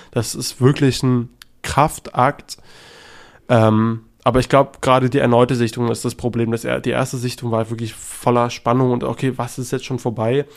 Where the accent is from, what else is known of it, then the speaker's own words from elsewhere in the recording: Germany; als Deutscher